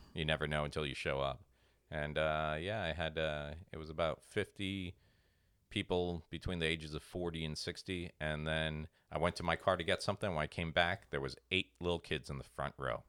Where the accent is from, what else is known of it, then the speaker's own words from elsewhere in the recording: Port St. Lucie, Florida, United States; my hometown, Port Saint Lucie